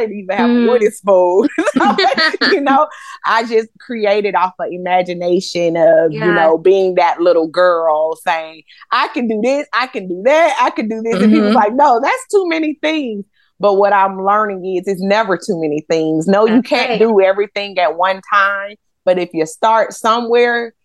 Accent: Atlanta, Georgia, United States; also born or lived in Hinesville; I'm originally from Atlanta, Georgia. I just moved back into the city

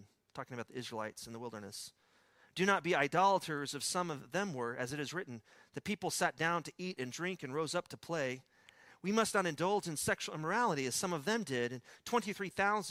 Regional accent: Midland, Texas, United States; accent: West Texas; when I was a kid growing up in Midland, Texas

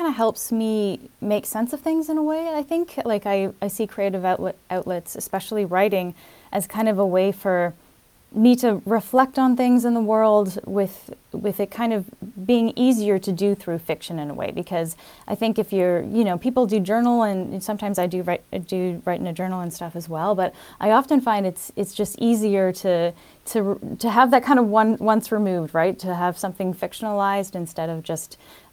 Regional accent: Toronto, Ontario, Canada; also born or lived in Berlin; I'd never actually lived outside of the GTA, outside of the Toronto area

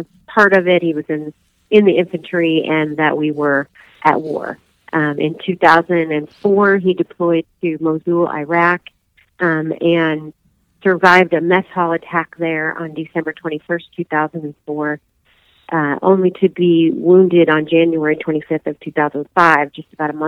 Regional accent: southern rural Indiana, United States; I'm originally hail from Indiana, southern rural Indiana

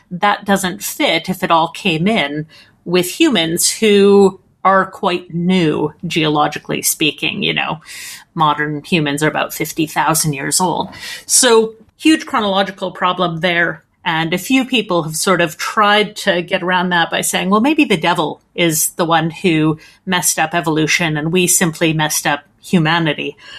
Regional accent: Edmonton, Alberta, Canada; accent: Canadian; my accent is Canadian, so I'm from uh, a town called Edmonton

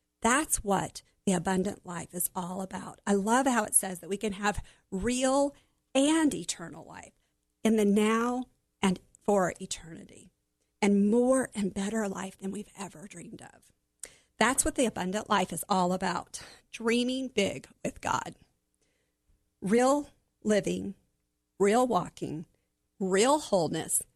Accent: Oklahoma, United States; Growing up in Oklahoma, we had a pool in our backyard

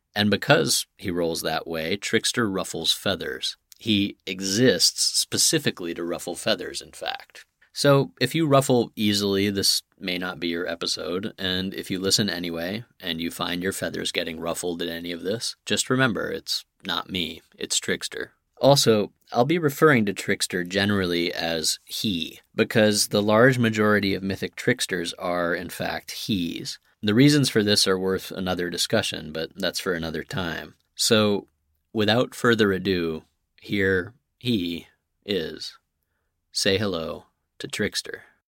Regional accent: Santa Fe, New Mexico, United States; where I grew up in Santa Fe

